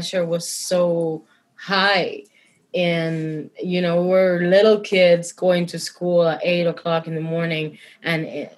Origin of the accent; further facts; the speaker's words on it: Santiago de Cuba, Cuba; I come from Santiago de Cuba, which is a very ancient in tradition city in Cuba